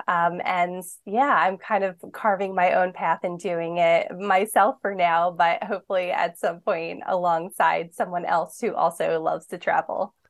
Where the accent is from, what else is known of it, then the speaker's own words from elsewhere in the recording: Philadelphia, Pennsylvania, United States; I grew up in Philadelphia, l, in the city of Philadelphia